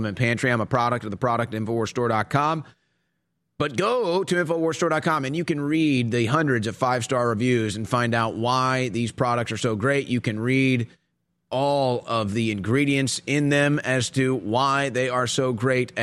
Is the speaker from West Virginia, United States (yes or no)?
no; Texas, United States; a Texan